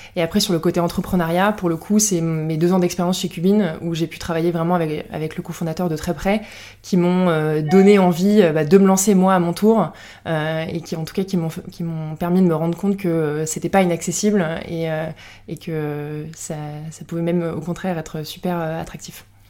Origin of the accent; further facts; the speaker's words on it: Lorraine, Grand Est, France; moved away as an adult; now in Paris, France; je viens de Lorraine, mais je suis à Paris depuis une bonne dizaine d'années maintenant